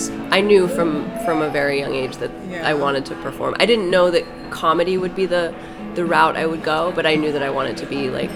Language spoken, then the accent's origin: English; Cincinnati, Ohio, United States; also born or lived in New York; now in Los Angeles, United States; I grew up in Cincinnati, Ohio.